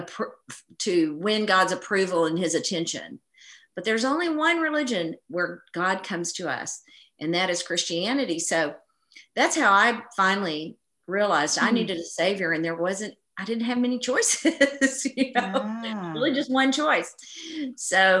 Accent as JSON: {"language": "English", "region": "East Texas", "country": "United States", "tie": "born or raised there", "said": "I grew up in East Texas, where, you know, we're surrounded by, it's the Bible Belt."}